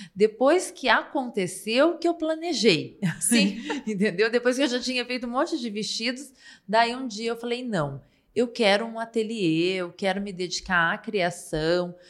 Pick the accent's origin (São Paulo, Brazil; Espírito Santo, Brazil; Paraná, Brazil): Paraná, Brazil; also born or lived in Ponta Grossa; sou paranaense